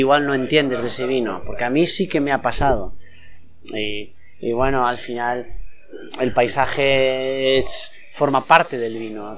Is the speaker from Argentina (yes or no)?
no; Castrelo, Galicia, Spain; mi pueblo